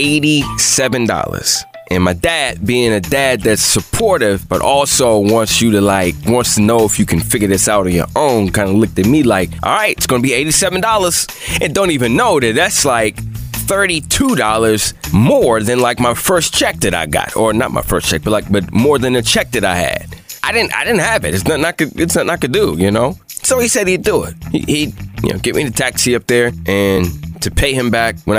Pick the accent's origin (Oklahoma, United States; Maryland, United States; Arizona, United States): Maryland, United States; Bowie; I'm from Bowie.